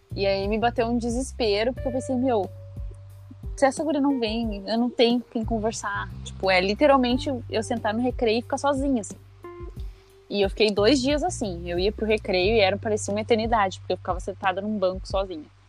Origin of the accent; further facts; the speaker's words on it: Porto Alegre, Rio Grande do Sul, Brazil; also born or lived in Alvorada; eu nasci em Porto Alegre e sigo morando aqui